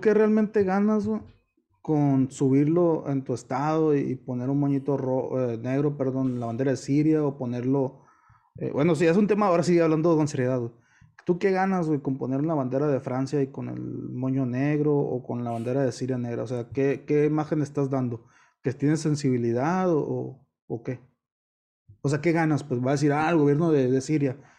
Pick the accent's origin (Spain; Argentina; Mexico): Mexico; Culiacán, Sinaloa; el culiche en general somos de bien